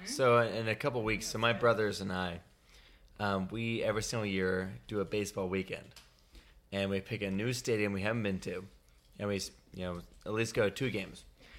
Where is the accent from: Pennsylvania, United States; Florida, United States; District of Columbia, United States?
Pennsylvania, United States; outside of Philadelphia; moved away as an adult; now in Boise, United States; So I grew up outside of Philadelphia